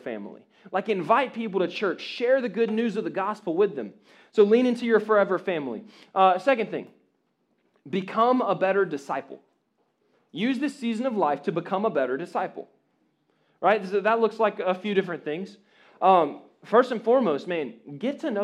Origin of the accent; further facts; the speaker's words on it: Jacksonville, Florida, United States; My bubble was Jacksonville, Florida, North Jacksonville Baptist Church